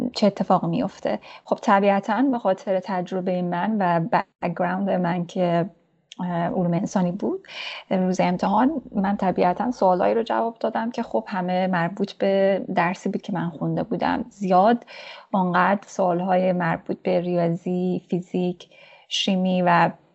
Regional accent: Mashhad, Razavi Khorasan, Iran; moved away as an adult; also born or lived in Torbat-e Jam, Iran / Herat, Afghanistan (family origin); من در شهر کوچک تربت جام به دنیا اومدم و دبستان رو اونجا تمام کردم بعد از اون به خاطر شغل پدر ما مشهد رفتیم و اونجا راهنمایی دبیرستان رو تمام کردم

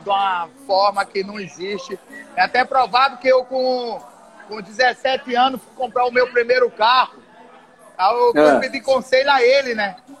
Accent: Atalaia, Alagoas, Brazil; moved away; a minha terra tá lá, é querida, que eu sou talaense

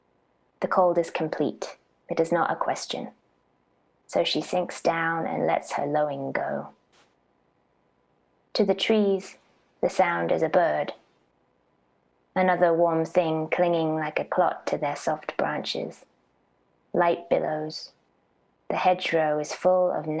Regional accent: Norfolk, East of England, United Kingdom; moved away as an adult; also born or lived in United States; I was born in Norfolk. I grew up in Norfolk, and then I was in the US from 18 through my 20s.

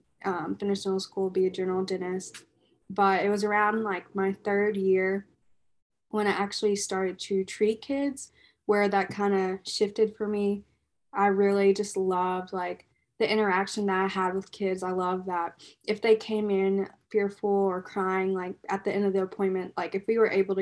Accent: Frankfort, Kentucky, United States; also born or lived in Louisville, Kentucky; I am from Frankfort, Kentucky

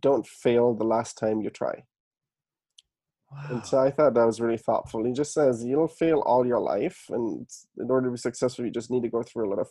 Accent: Germany; moved away; I was born and raised in Germany.

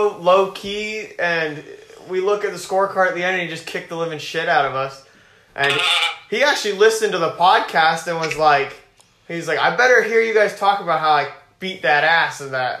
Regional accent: Chapel Hill, North Carolina, United States; I'm a UNC fan. I was actually born in Chapel Hill, North Carolina

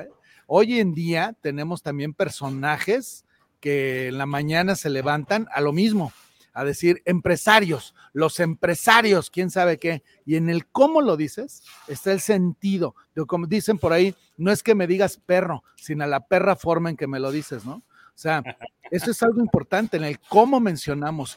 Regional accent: Mexico; Doy empleo e invierto en mi país y en mi México, soy empresario.

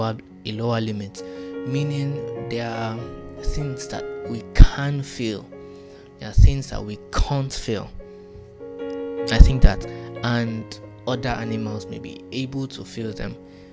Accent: Nigeria; English is a second language; So, forgive my accent, I'm a Yoruba boy, but I've watched too many movies.

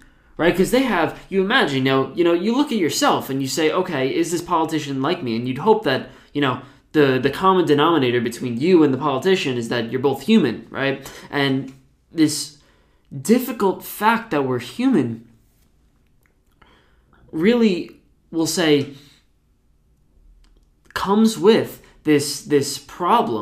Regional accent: New Jersey, United States; I'm from New Jersey

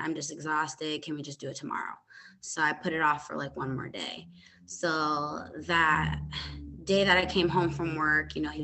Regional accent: Hartford, Connecticut, United States; now in Dallas, United States; I was born and raised in Connecticut, Hartford, Connecticut. I am now in Dallas, Texas. I've lived here since 2010.

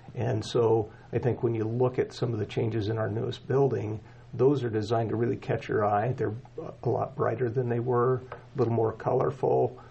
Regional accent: Casper, Wyoming, United States; moved away as an adult; now in Cheyenne, United States; born and raised in Casper, Wyoming

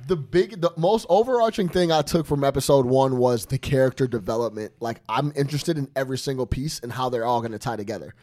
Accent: Chicago, Illinois, United States; I'm from Chicago

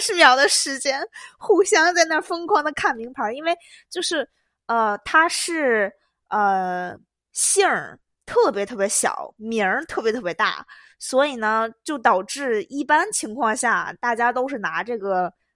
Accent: Beijing, China; 我是北京人

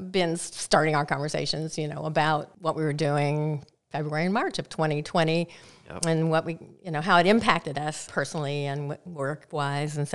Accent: Midwest, United States; moved away; I'm from the Midwest

